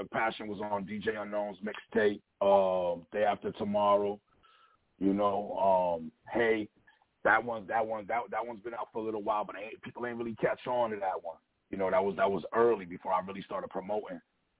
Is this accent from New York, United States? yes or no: yes; Buffalo, New York, United States; I'm from the West Side. I represent the West.